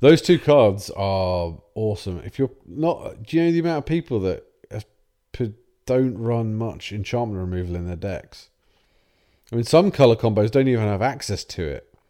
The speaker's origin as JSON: {"language": "English", "region": "England", "country": "United Kingdom", "said": "We're English."}